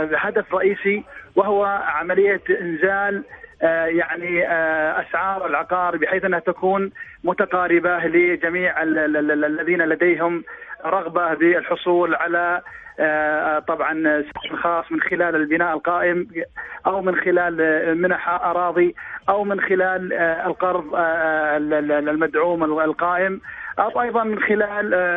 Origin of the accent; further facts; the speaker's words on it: Saudi Arabia; نحن كمواطنين سعوديين